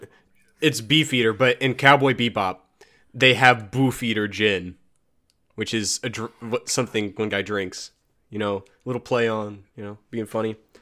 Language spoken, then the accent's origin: English; United States; I'm American.